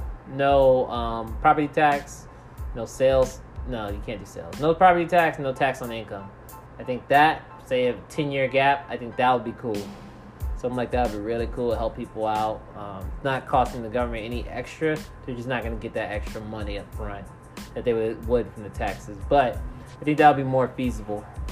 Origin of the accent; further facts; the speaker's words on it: United States; I'm black, I'm African American